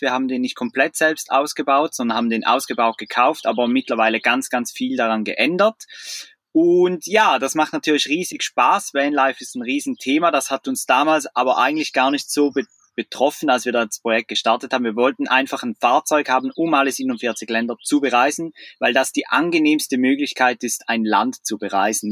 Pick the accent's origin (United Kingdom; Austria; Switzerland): Switzerland; moved away as an adult; wir sind aus der Schweiz